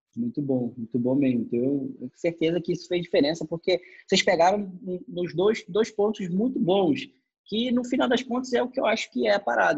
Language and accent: Portuguese; São Gonçalo, Rio de Janeiro, Brazil; Eu também, pô, saí de São Gonçalo